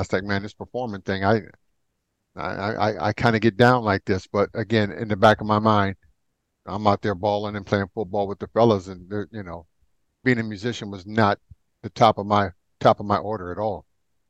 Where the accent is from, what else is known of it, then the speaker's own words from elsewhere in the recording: Minneapolis, Minnesota, United States; growing up in North Minneapolis with …, …, …, …